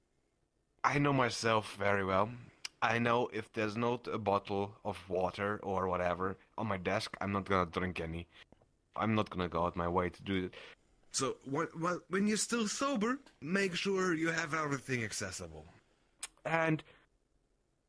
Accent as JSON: {"language": "English", "country": "Germany", "said": "I'm German."}